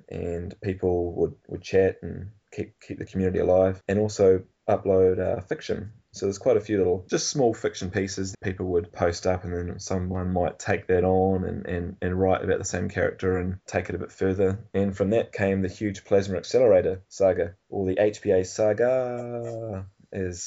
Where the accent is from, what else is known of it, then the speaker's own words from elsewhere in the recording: Nelson, New Zealand; I'm from Nelson, which is a pretty small town, and Christchurch was the big smoke for me.